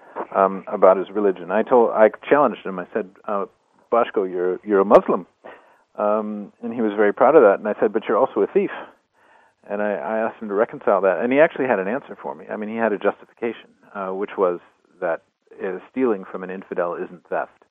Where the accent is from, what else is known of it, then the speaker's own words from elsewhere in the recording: United States; moved away; also born or lived in Berlin, Germany; I'm an American, but I was living in Berlin for a long time